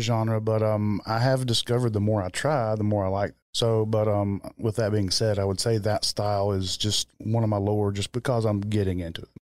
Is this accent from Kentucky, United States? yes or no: yes; Kentucky, United States; growing up in Kentucky